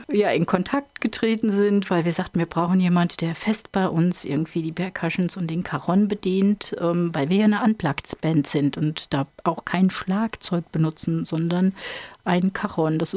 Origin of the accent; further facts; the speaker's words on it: Ingelheim am Rhein, Rhineland-Palatinate, Germany; Ähm, ich komme aus Ingelheim am Rhein. Das ist auf der anderen Seite, auf der Ebsch-Seite sozusagen.